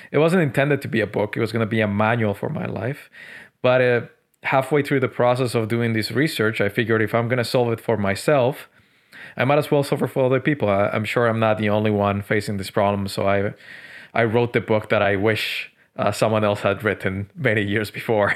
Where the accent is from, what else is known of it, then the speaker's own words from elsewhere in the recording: Medellín, Antioquia, Colombia; also born or lived in Tokyo, Japan; now in Montreal, Canada; Colombia, Medellin